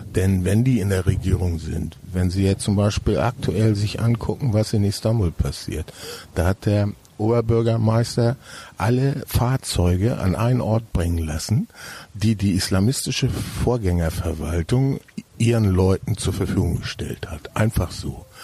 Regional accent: Hamburg, Germany; also born or lived in Hesse / Franconia, Bavaria; now in Berlin, Germany; Ich bin zwar in Hamburg geboren, aber mein Vater hat dann eine zunächst erst für Firmen gearbeitet und dann ein eigenes Ingenieurbüro gegründet. Und das hatte zur Folge, dass wir an verschiedenen Orten lebten und ich äh, mehrfach die Schule in verschiedenen Bundesländern wechseln musste

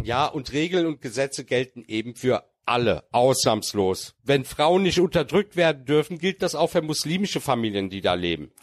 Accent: Germany; als Türke, der hier geboren worden ist

